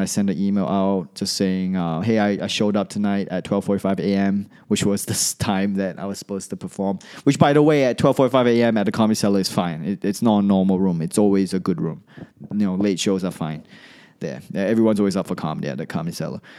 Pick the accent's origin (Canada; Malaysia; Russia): Malaysia; moved away as an adult; also born or lived in Australia / New York; I come from Malaysia.